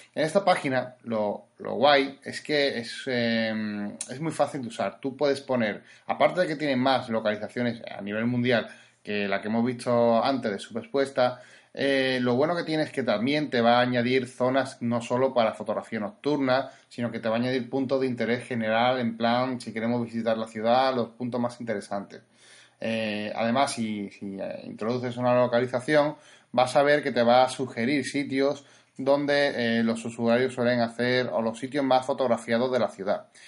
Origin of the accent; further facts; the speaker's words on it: Spain; somos de España